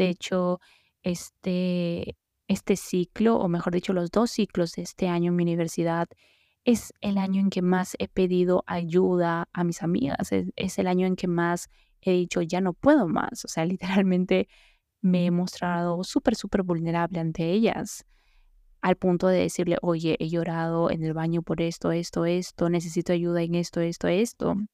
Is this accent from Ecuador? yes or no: no; Mexico; escuchan es México. Entonces, no sé si me logren entender a veces algunos tecnicismos que hablamos acá en mi país.